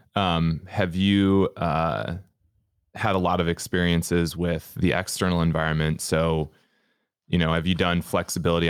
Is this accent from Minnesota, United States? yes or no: yes; Minnesota, United States; now in Canada; In Minnesota, we consider a toboggan a sled